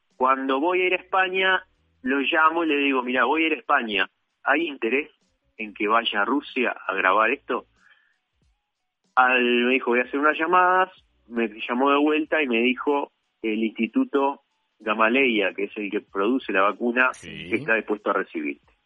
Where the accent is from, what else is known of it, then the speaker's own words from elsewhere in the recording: Uruguay; en mi país